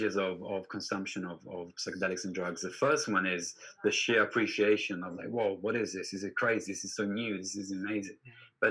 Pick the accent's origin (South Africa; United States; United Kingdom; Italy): Italy; Turin, Piedmont; in Turin, my hometown